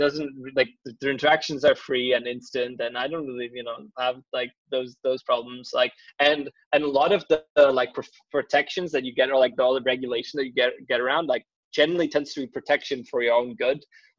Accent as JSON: {"language": "English", "region": "Prague", "country": "Czechia", "tie": "born there", "said": "I mean, yeah, ironically, so I was born in Prague."}